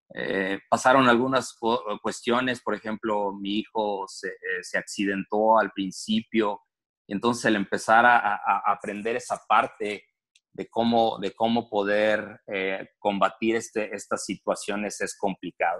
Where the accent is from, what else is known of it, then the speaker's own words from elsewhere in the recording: Torreón, Coahuila, Mexico; moved away as an adult; also born or lived in Mexico City, Mexico; now in Toledo, United States; soy originario de la Ciudad de México, ah, muy pequeño, muy, chavito. Me moví a, Torreón, fue en el 89.